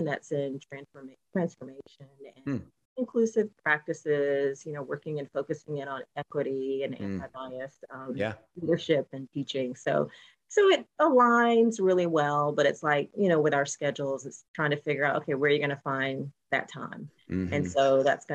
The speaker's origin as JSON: {"language": "English", "town": "Warner Robins", "region": "Georgia", "country": "United States", "tie": "born or raised there", "also_born_or_lived": "Washington, D.C. / New York", "moved": "as an adult", "lives_now": "Jacksonville, United States", "said": "I'm actually was born and raised in Georgia, a town called Warner Robins, which is central part of Georgia"}